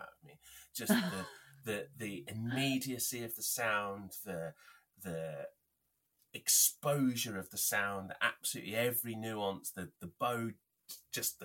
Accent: Northampton, East Midlands, United Kingdom; my hometown

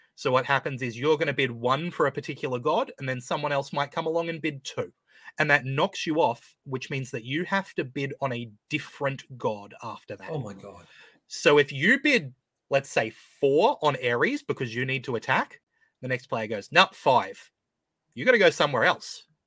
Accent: Australia; an Australian

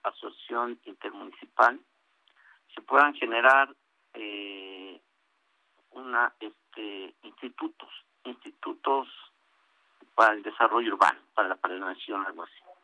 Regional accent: State of Mexico, Mexico; mi estado, que yo soy del Estado de México

